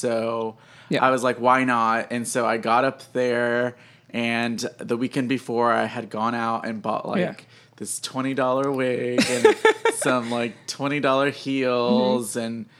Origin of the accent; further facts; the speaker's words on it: Houston, Texas, United States; So I'm originally from Houston. I grew up in the Cypress area.